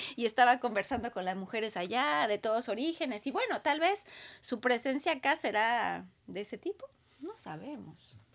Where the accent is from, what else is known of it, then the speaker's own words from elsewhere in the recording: Aguascalientes, Mexico; now in Canada; la región donde yo crecí, en Aguascalientes, en México, que está en el centro de la República